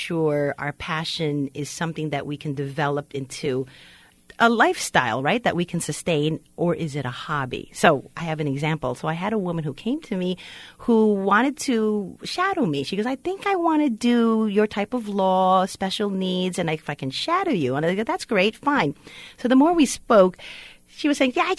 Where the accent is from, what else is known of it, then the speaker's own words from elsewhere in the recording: Philippines; I'm Filipino, Asian.